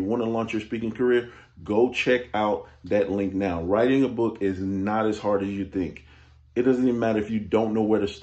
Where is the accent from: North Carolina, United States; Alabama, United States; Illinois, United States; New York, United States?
Illinois, United States; Chicago; I'm from Chicago